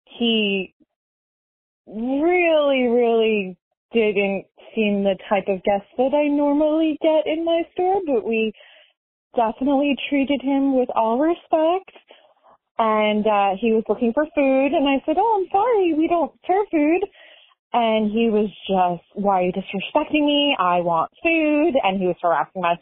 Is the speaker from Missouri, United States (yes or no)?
no; Florida, United States; I'm from Florida. I'm in Tampa